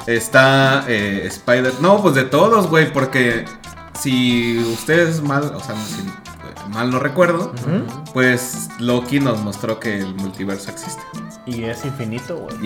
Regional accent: Mexico; nosotros somos de México

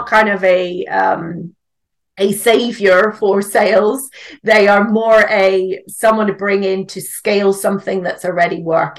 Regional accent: Northern Ireland, United Kingdom; accent: mix of British and Northern Irish; So I'm actually from Northern Ireland. So I live in the UK with my husband and my son now, but the accent is a bit of a mix of British and Northern Irish, I would say.

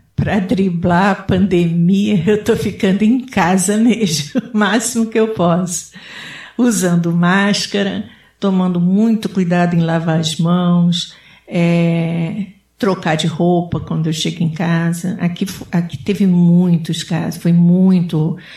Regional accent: Rio de Janeiro, Brazil; now in Connecticut, United States; eu sou do Rio de Janeiro

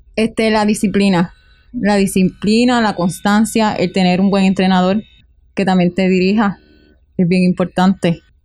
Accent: Utuado, Puerto Rico; soy de aquí, en mi pueblo, yo me siento súper orgullosa de Utuado

